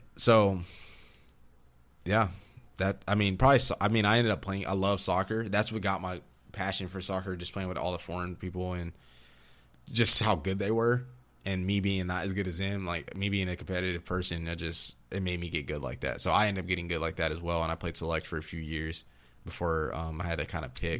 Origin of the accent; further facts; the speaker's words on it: Austin, Texas, United States; also born or lived in Virginia Beach, Virginia / Durango; I was born in Virginia Beach, Virginia, but I'm from Austin, Texas